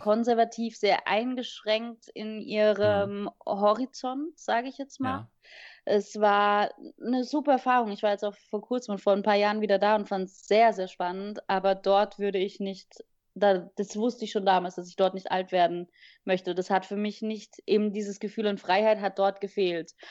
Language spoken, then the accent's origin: German; Vienna, Austria; also born or lived in Wiesbaden-Niedernhausen, Germany / Singapore / London; now in Berlin, Germany; ich bin ja in Wien hauptsächlich aufgewachsen